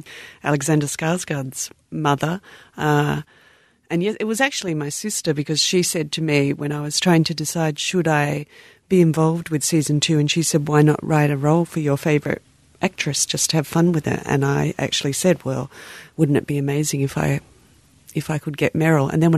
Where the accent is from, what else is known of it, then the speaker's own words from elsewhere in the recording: Australia; I'm Australian